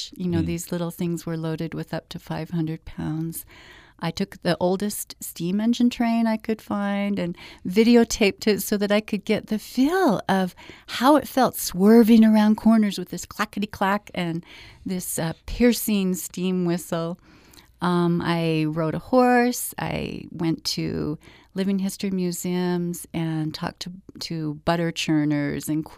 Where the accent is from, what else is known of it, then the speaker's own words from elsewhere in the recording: Orem, Utah, United States; I grew up in Orem, Utah, in a Latter-day Saint family